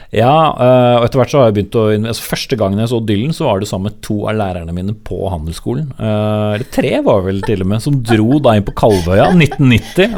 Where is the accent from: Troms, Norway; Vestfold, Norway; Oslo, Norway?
Vestfold, Norway; Nykirke; moved away; also born or lived in Horten; Deilig å vokse opp nesten ved sjøen, for jeg, så er jeg fra Nykirke.